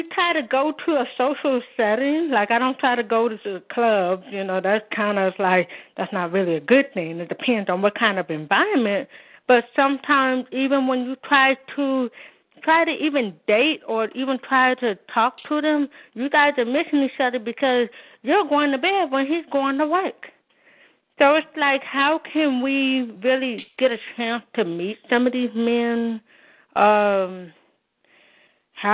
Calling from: Oakland, California, United States; from Oakland, California.

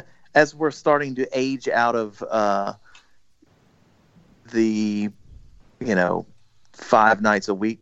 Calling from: Virginia, United States; I'm in the suburbs of Richmond.

